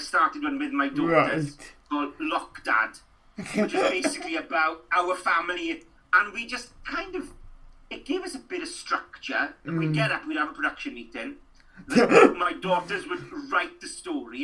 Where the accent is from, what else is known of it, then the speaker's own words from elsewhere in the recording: Trap, Wales, United Kingdom; accent: rural, up and down, Welsh-speaking background accent; I'm a Welsh speaker. I grew up, you know, and I grew up in Trap outside Ammanford, between Ammanford and Llandeilo